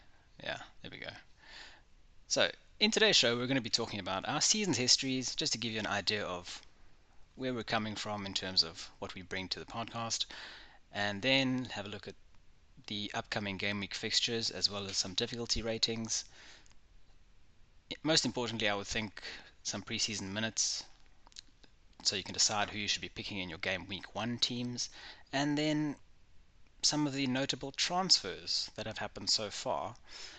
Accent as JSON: {"language": "English", "country": "South Africa", "said": "I am obviously from South Africa. I don't sound very South African sometimes, but I do try when I have to."}